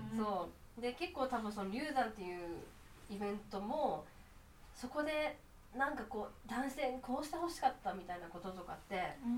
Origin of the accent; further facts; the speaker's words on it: Shimane, Japan; 私島根なんですけど